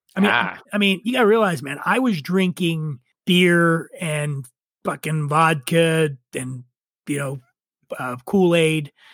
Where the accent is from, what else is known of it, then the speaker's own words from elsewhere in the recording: Philadelphia, Pennsylvania, United States; moved away as an adult; I grew up in Philadelphia, Pennsylvania. Obviously, Phillies fan. I grew up poor in Philly